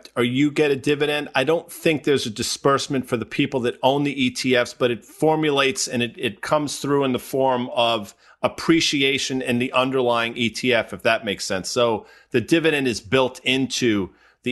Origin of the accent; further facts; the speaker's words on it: the New York area, United States; Growing up in the New York area, I'm a lifelong New York Ranger fan